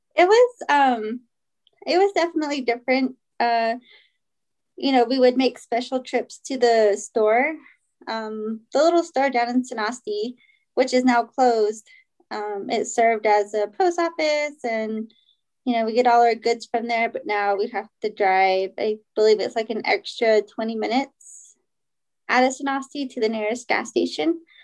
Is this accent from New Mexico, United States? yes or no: yes; Shiprock, New Mexico, United States; also born or lived in Kirtland, New Mexico / Sanostee, New Mexico; I am from Shiprock. I grew up there, but was um, I went to school from fourth grade to my senior year in Kirtland